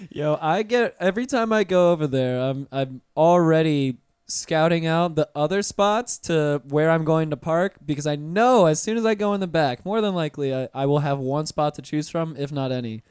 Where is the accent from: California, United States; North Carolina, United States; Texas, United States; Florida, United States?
Florida, United States; Pensacola; now in Orlando, United States; I grew up in Pensacola, like, right on the beach